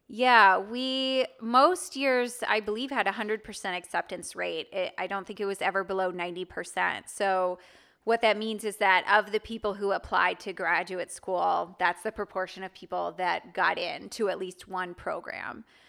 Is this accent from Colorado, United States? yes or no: no; Wilmette, Illinois, United States; moved away as an adult; also born or lived in Manchester; now in Nashville, United States; I grew up in Wilmette, Illinois, which is north of Chicago.